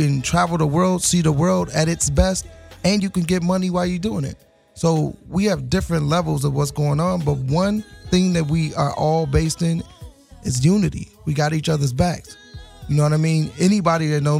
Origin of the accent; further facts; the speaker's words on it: Gary, Indiana, United States; I'm from Gary, Indiana, so I know about living in the projects